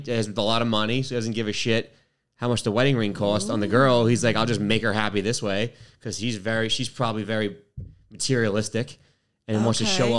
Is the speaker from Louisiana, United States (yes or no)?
no; New York City, New York, United States; I'm from Queens, New York